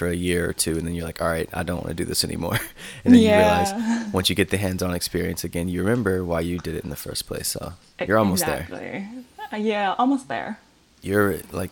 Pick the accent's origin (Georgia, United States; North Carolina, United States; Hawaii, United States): North Carolina, United States; I'm in North Carolina. I say it like that on the podcast. I'm from North Carolina